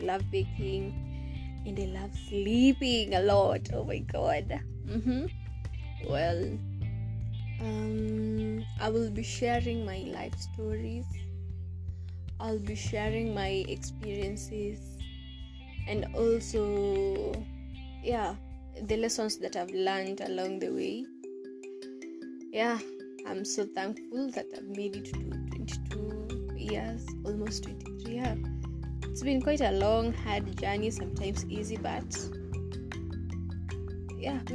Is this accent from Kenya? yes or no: yes; Kenya; I am from Africa, Kenya